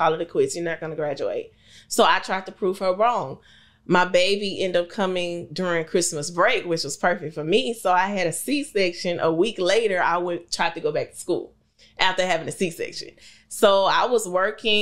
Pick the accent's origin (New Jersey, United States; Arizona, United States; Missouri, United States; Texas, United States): Texas, United States; Houston; also born or lived in Lake Charles, Louisiana; I am from Houston, Texas